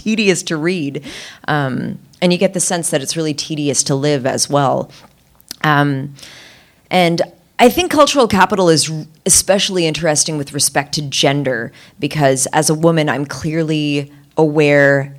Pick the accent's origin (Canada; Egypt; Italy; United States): Canada; I'm Canadian